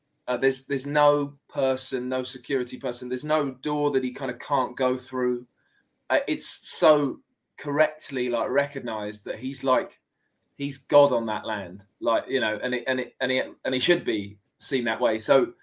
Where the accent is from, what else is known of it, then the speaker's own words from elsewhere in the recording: Hitchin, East of England, United Kingdom; I grew up in Hitchin, a little town